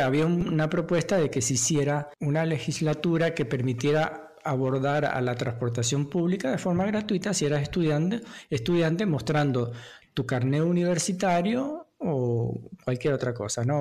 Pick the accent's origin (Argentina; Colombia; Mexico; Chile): Argentina; acá el único argentino soy yo